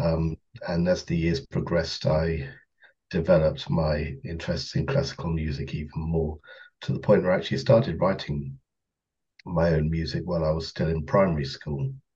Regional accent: Kent, South East England, United Kingdom; I come from Kent, just outside London

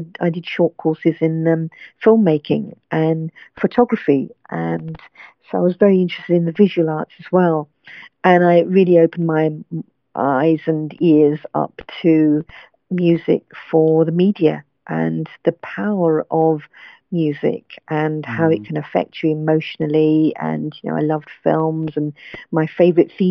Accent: London, United Kingdom; I was born and brought up in London

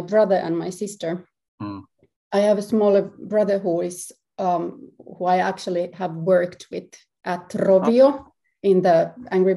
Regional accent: Helsinki, Uusimaa, Finland; I'm from Helsinki, Finland, and I'm a composer, harpist and performance artist

